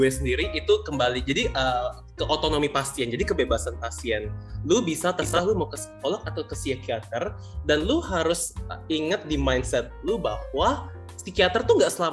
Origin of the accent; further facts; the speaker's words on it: Sumatra, Indonesia; gue nggak marah, gue orang Sumatera, please.